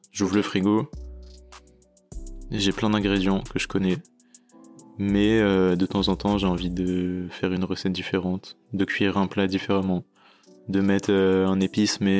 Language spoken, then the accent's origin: French; Chatou, Île-de-France, France; born there; also born or lived in Tokyo, Japan; Moi tu vois, je suis né à Chatou, dans le 78.